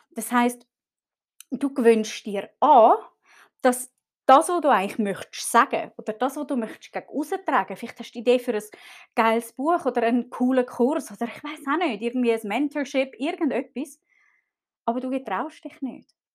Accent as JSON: {"language": "German", "region": "Zurich", "country": "Switzerland", "tie": "born or raised there", "said": "Ich bin zum Beispiel äh, in Zürich aufgewachsen, in einem sehr wohlhabenden Kreis. Wir haben gut Geld gehabt."}